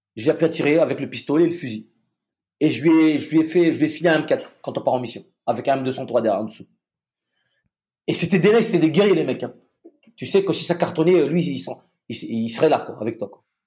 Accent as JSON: {"language": "French", "country": "Madagascar", "moved": "yes", "said": "là d'où je viens, je viens de Madagascar."}